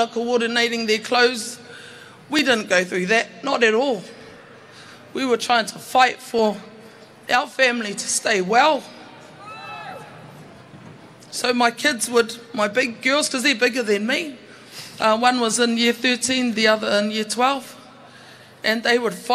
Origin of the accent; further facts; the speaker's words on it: Auckland, New Zealand; also born or lived in Manurewa; I was born and bred in Mangere and currently live in Manurewa